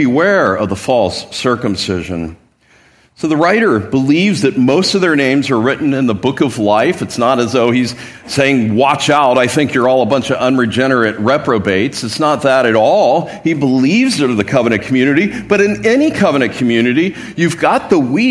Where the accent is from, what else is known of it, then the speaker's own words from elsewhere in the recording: Midwest, United States; now in San Diego, United States; I grew up in the Midwest